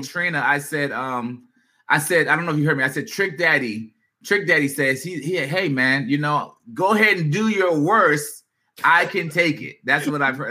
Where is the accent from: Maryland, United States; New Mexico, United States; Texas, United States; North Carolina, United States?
Maryland, United States; Prince George's County; we're from, uh, you know, this area. Uh, I'm not going to speak on it, PG County area